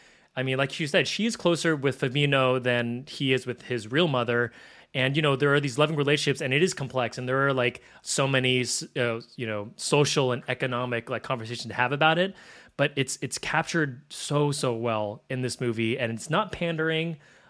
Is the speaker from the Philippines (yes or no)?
yes; Philippines; so I'm Filipino, and there's a very similar, you know, live-in, babysitter, live-in housekeeper in the Philippines.